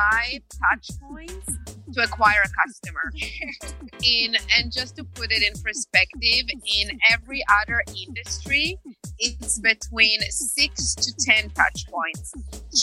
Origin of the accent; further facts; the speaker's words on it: Israel; moved away; I'm originally from Israel